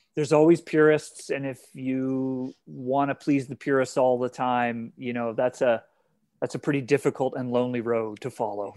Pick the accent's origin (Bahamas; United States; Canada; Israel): Canada; I'm Canadian